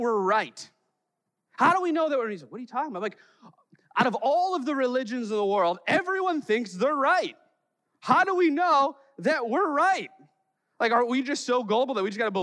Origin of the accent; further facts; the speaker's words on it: Chicago, Illinois, United States; I'm from Chicago